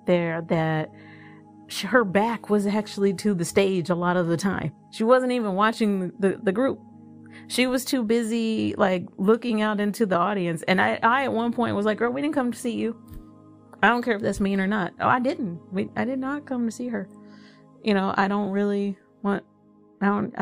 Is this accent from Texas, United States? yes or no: yes; Dallas, Texas, United States; now in Fort Worth, United States; I'm not originally from Fort Worth. I'm originally from Dallas